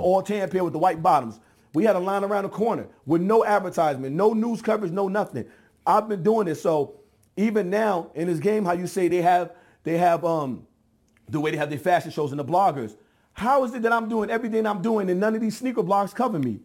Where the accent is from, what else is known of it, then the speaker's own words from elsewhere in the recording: New York, United States; I'm from New York.